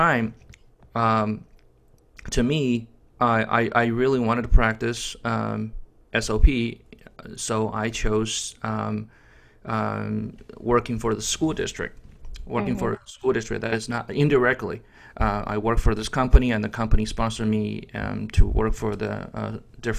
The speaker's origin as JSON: {"language": "English", "country": "China", "second_language": "English", "moved": "as an adult", "lives_now": "Florida, United States", "said": "my major back in college was English literature when I was in China."}